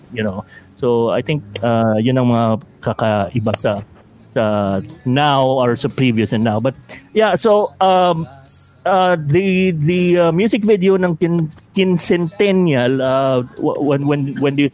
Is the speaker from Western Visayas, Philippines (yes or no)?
yes; Bacolod, Western Visayas, Philippines; It's speaking oh, Bacolod, taga Bacolod ako ah, Ilonggo.